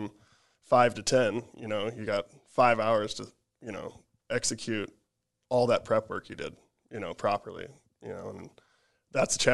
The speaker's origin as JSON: {"language": "English", "town": "Chamberlain", "region": "South Dakota", "country": "United States", "moved": "yes", "said": "I'm from Chamberlain, South Dakota, so there's not much to do up there."}